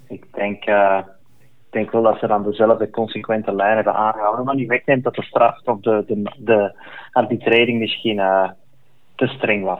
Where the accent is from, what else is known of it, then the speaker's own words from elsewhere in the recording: Belgium; als Belg